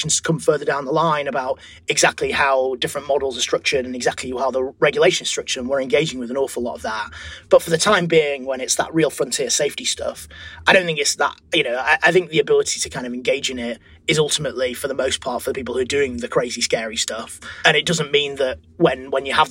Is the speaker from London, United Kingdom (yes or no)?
no; Leeds, Yorkshire and the Humber, United Kingdom; I'm from Leeds